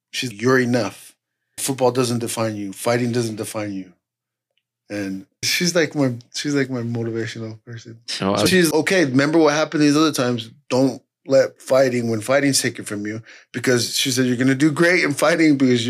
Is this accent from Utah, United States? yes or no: yes; Ogden, Utah, United States; also born or lived in Southern California; we grew up in Ogden together